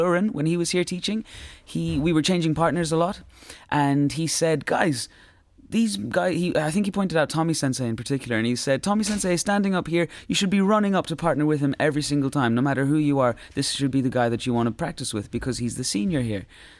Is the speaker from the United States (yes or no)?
no; Ireland; I think with being Irish as well, there's sort of like. We have a sense of not sticking your neck out.